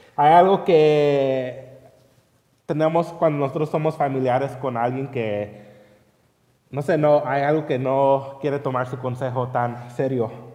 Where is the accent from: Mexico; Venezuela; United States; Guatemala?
United States; Long Beach, California; yo crecí ahí en California, en Long Beach